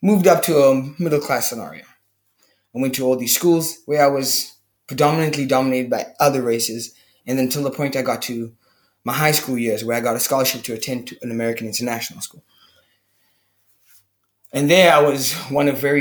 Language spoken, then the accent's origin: English; Cape Town, Western Cape, South Africa; I'm from Cape Town, South Africa